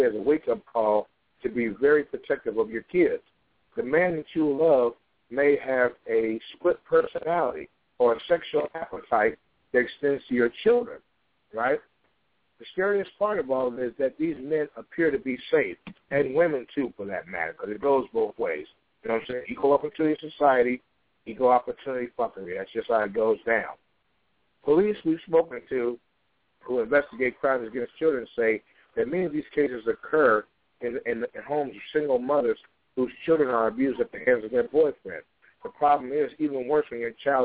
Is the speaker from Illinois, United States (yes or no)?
yes; Chicago, Illinois, United States; on the south side of Chicago, my hometown